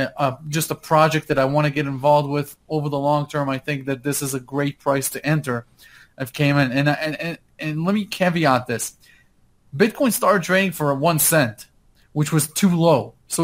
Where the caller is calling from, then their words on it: Park City, Utah, United States; Hey, I'm in Park City, Utah right now.